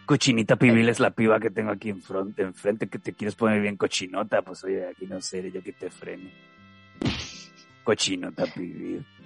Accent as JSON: {"language": "Spanish", "country": "Mexico", "said": "a que te lo tenga que preguntar yo que soy mexicano."}